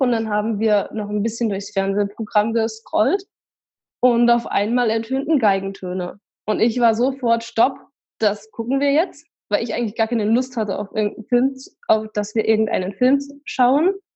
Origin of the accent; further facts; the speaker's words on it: Weimar, Thuringia, Germany; bei uns in Weimar